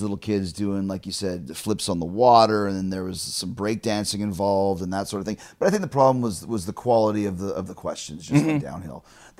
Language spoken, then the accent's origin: English; Winnipeg, Manitoba, Canada